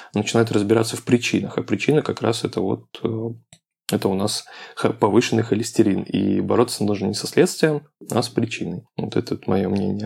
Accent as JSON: {"language": "Russian", "town": "Krasnoyarsk", "region": "Krasnoyarsk Krai", "country": "Russia", "tie": "born or raised there", "moved": "yes", "lives_now": "Moscow, Russia", "said": "приезжаю в родной город из Москвы в Красноярск"}